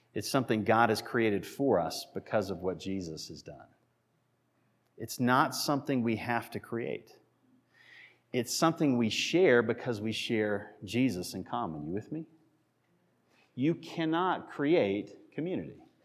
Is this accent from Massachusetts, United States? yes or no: yes; Massachusetts, United States; moved away; I was born in Massachusetts, raised in Massachusetts, lived there